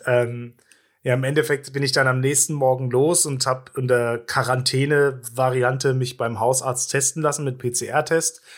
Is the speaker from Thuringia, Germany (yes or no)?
yes; Gera, Thuringia, Germany; als Kind in Gera immer so ein Eiswagen hinterhergerannt